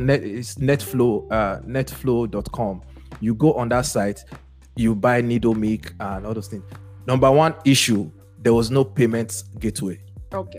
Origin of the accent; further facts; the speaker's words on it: Benin City, Edo, Nigeria; now in United States; we grew up in Benin